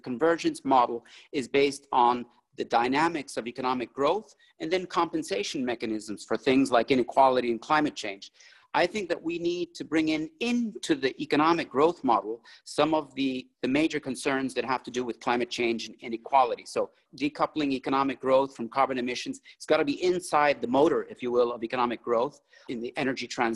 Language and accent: English; Bolivia; moved away; I'm originally from Bolivia, from South America